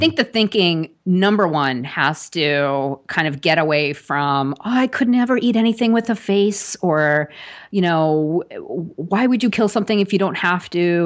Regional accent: Long Island, New York, United States; I grew up on Long Island, actually, right outside of New York

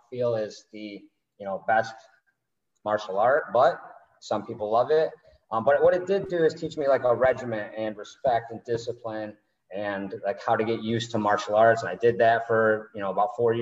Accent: Northville, Michigan, United States; now in Tampa, United States; I'm from Northville, Michigan

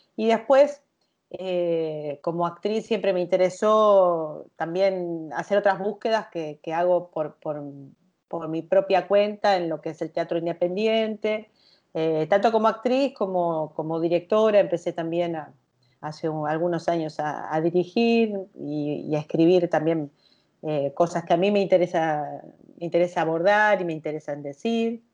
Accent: Luján, Buenos Aires Province, Argentina; moved away as an adult; now in Buenos Aires, Argentina; soy lujanense, soy de la provincia de Buenos Aires y hace un poco más de 20 años que ya me asenté en la ciudad de Buenos Aires

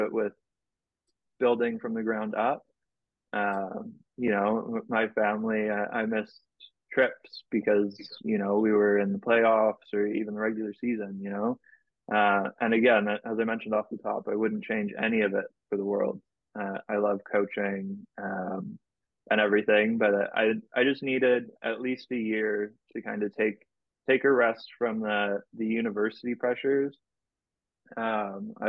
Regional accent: Canada; I'm a Canadian national

